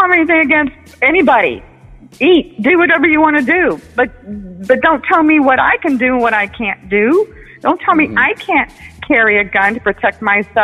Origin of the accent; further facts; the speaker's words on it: United States; I'm an American. I'm born in America.